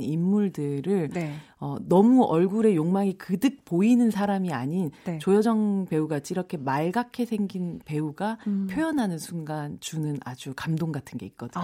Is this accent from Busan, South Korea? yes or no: yes; Busan, South Korea; 제가 아. 부산 출신인데